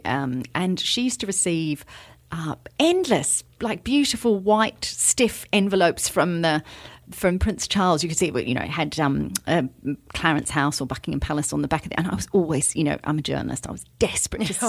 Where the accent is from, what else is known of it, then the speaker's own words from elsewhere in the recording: New Zealand; a New Zealander from birth